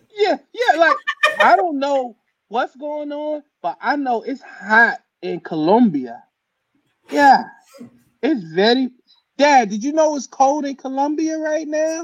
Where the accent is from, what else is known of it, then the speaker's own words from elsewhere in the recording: New Jersey, United States; moved away; I'm from New Jersey.